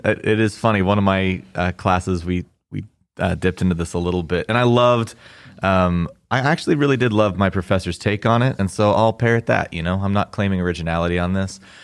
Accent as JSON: {"language": "English", "region": "Kansas", "country": "United States", "tie": "born or raised there", "said": "I'd pretty much been in Kansas my whole life"}